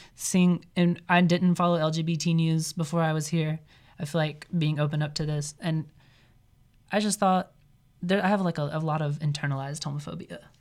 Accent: Mississippi, United States; moved away as an adult; now in Iowa, United States; coming from Mississippi

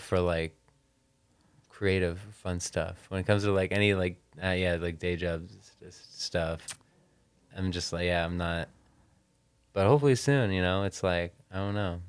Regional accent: Nebraska, United States; moved away; I'm from Nebraska

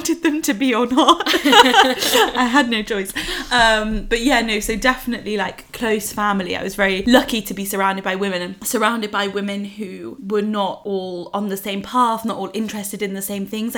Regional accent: Derbyshire, East Midlands, United Kingdom; now in London, United Kingdom; I grew up in Derbyshire

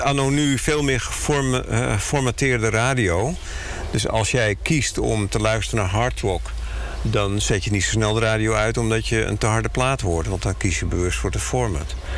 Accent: Netherlands; wij als Nederlander

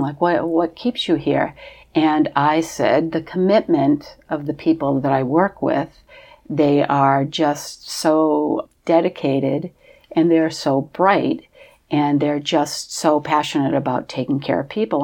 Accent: Portsmouth, New Hampshire, United States; I am originally from Portsmouth, New Hampshire.

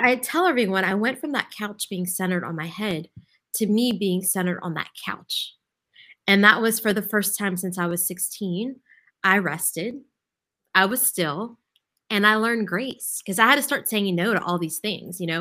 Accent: Lafayette, Louisiana, United States; I grew up in Lafayette

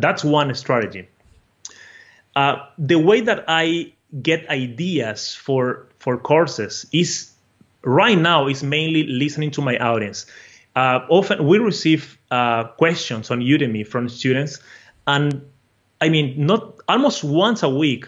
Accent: Brazil; accent: a mixture of Portuguese and Spanish; English is a second language; I am from Brazil originally. So my accent is uh, a mixture of Portuguese and Spanish, all and with English, you know.

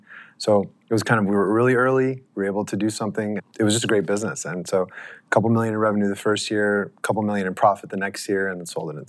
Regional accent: Los Angeles, California, United States; In LA.

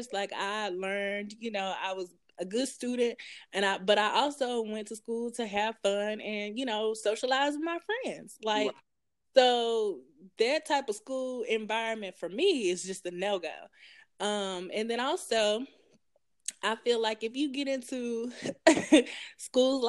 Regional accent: Ripley, Tennessee, United States; also born or lived in Jackson, Tennessee; I grew up in Ripley, Tennessee, which is like super small. And then I moved to Jackson, Tennessee for my high school years

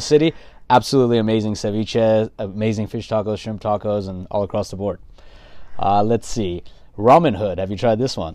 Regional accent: Los Angeles, California, United States; also born or lived in San Gabriel / Inland Empire; born and raised in L A, native Angelino

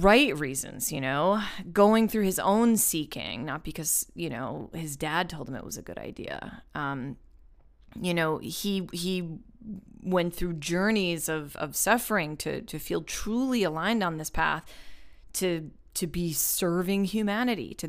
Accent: Long Island, New York, United States; also born or lived in France; growing up on Long Island to like Jewish parents and grandparents

